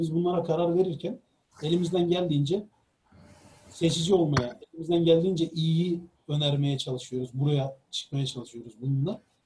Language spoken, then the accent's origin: Turkish; Çukurova, Turkey; ben e, Çukurova'lıyım